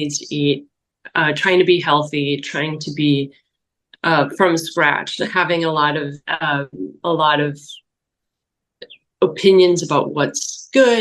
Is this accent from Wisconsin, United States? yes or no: yes; Wisconsin, United States; I grew up in Wisconsin in the 80s and 90s